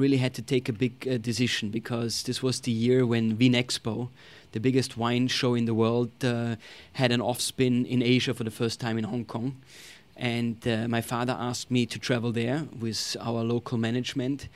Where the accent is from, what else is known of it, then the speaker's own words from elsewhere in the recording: Tyrol, Austria; moved away as an adult; now in United States; I grew up in Austria, in Tyrol, which is where the Alps are.